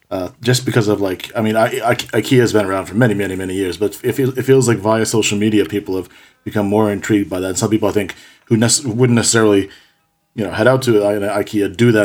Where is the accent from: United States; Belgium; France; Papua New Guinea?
United States; as an American